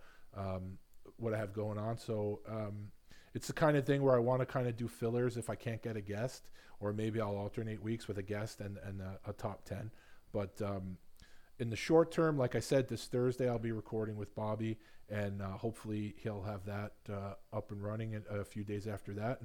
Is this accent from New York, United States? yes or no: yes; New York, United States; also born or lived in Long Island; when I was younger, growing up in Queens and on Long Island